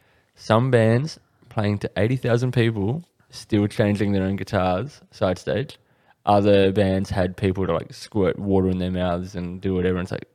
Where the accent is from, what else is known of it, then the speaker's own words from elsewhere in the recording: Australia; being Australian